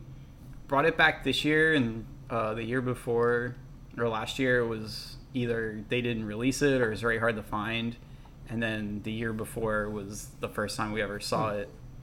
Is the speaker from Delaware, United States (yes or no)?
yes; New Castle, Delaware, United States; now in Florida, United States; I'm from Newcastle, Delaware.